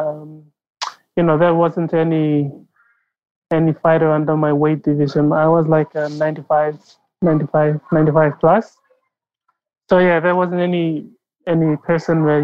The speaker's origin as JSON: {"language": "English", "region": "Southern Highlands", "country": "Papua New Guinea", "also_born_or_lived": "East New Britain", "said": "I'm from Southern Highlands"}